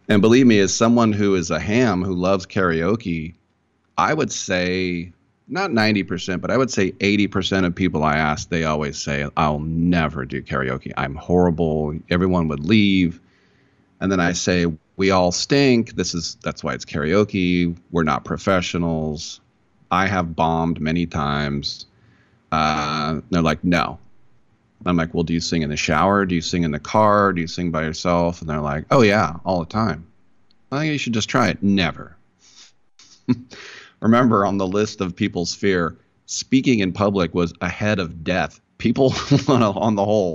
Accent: Berkeley, California, United States; growing up in the Berkeley area

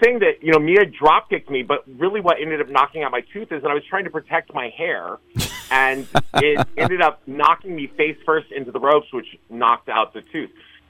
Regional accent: San Francisco, California, United States; I'm a resident of San Francisco.

